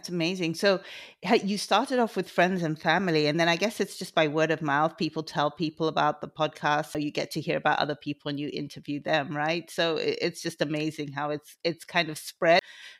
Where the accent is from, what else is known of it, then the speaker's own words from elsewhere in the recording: London, United Kingdom; I was born in London as well, and I'm Igbo as well.